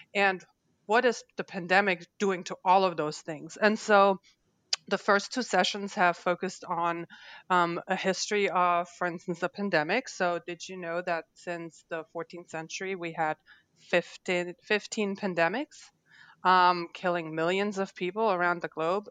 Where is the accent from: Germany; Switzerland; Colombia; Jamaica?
Germany; now in Louisiana, United States; I wasn't born here, and that's right. Um, I was born in Germany